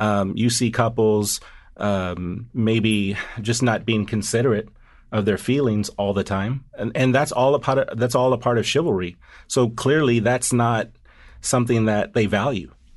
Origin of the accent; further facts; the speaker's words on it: the South, United States; moved away; also born or lived in Washington, D.C. / New York; my Southern upbringing